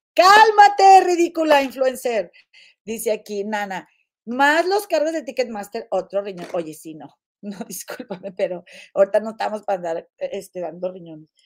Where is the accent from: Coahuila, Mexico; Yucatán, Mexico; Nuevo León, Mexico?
Nuevo León, Mexico; Monterrey; soy de Monterrey